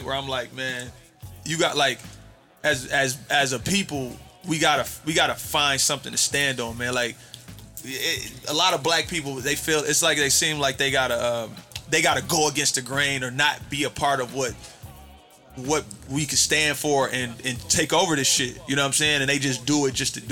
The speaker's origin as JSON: {"language": "English", "town": "Pontiac", "region": "Michigan", "country": "United States", "said": "I'm from Pontiac"}